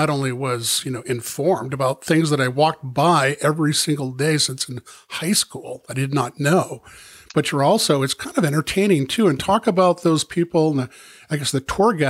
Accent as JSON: {"language": "English", "town": "Portland", "region": "Maine", "country": "United States", "said": "I'm originally from Portland"}